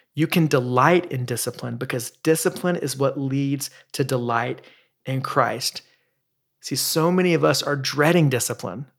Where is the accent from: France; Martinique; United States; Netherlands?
United States; the South; I grew up in the Baptist church in the South